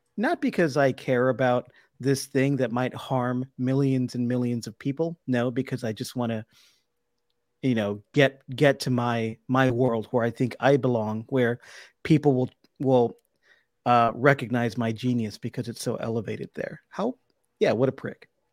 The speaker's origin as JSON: {"language": "English", "town": "Brownsville", "region": "Texas", "country": "United States", "tie": "born or raised there", "moved": "yes", "lives_now": "Austin, United States", "said": "my hometown of Brownsville"}